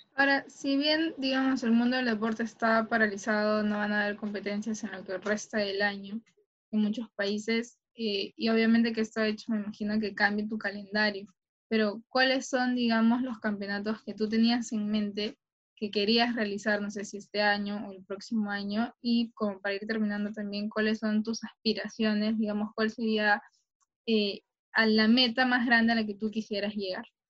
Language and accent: Spanish; Callao, Peru; yo soy del Callao y he entrenado en la villa